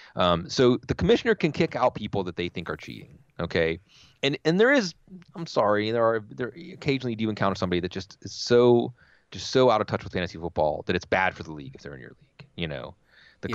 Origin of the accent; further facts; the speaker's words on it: Pittsburgh, Pennsylvania, United States; I grew up in Pittsburgh in the '70s and '80s